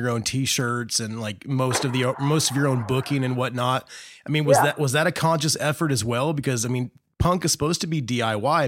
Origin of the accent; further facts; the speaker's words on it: Indiana, United States; growing up in Indiana